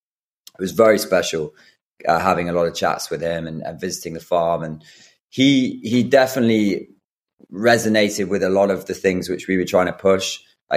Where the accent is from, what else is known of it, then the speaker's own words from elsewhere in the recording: Brighton, South East England, United Kingdom; I grew up in Brighton outside